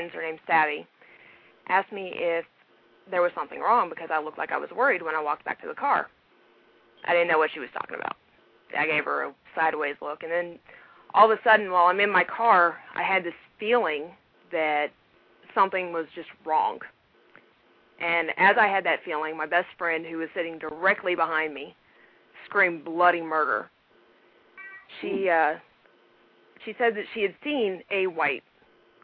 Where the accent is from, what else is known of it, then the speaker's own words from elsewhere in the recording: Tennessee, United States; now in Okinawa, Japan; I'm technically from Tennessee, which is where the 615 comes from, but I'm in Okinawa right now